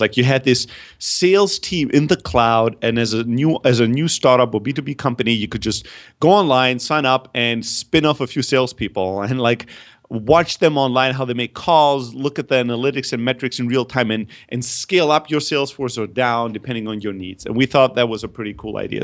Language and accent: English; Germany; also born or lived in Greece; I'm originally from Greece, but I grew up in Germany